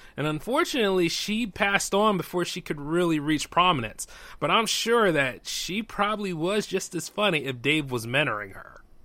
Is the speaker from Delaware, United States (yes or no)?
yes; Delaware, United States; my home state